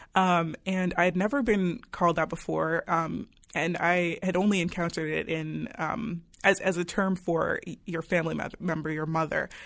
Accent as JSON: {"language": "English", "country": "United States", "tie": "born or raised there", "also_born_or_lived": "Nigeria", "said": "as someone who i, has, has grown up as a, as a black woman in America"}